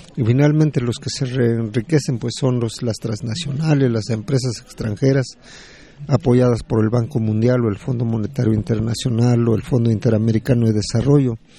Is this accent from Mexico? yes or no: yes; Nurío, Michoacán, Mexico; De Nurío, Purépecha, del territorio Purépecha, del estado de Michoacán.